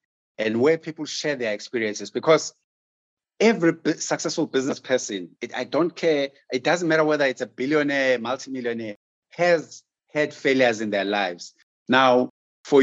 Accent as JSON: {"language": "English", "country": "South Africa", "said": "as a South African business person"}